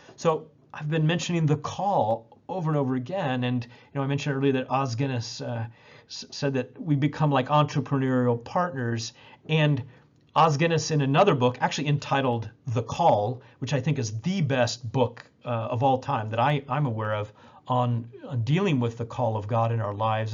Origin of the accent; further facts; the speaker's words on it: Indianapolis, Indiana, United States; in Indianapolis in my hometown where I was training